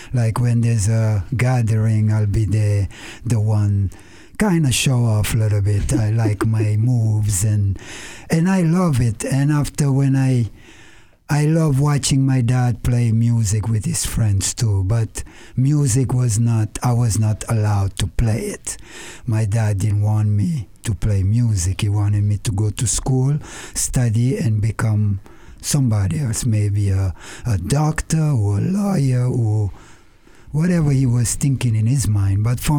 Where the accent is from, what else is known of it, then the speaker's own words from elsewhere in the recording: Senegal; moved away; I grew up in West West Africa, Senegal, born and raised. There, my parents came from the 10 island of Cabo Verde, was like 2 hours from Senegal.